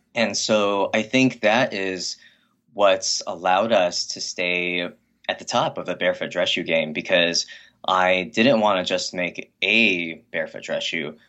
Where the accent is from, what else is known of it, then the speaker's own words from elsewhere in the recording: Hacienda Heights, California, United States; I was, I was raised in Hacienda Heights. It's a very quiet, uh, upper middle class Chinese American neighborhood in the Los Angeles area.